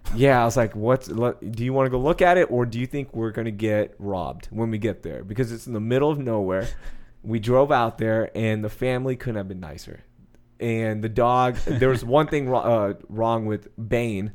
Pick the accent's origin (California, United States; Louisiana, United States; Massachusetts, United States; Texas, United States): Texas, United States; Sugar Land; also born or lived in Houston; I'm from Houston. I grew up in Sugar Land.